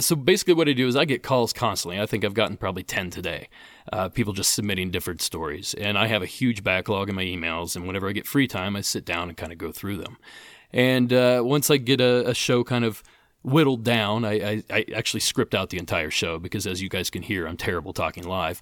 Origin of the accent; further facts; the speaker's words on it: Appalachia, United States; I grew up in Appalachia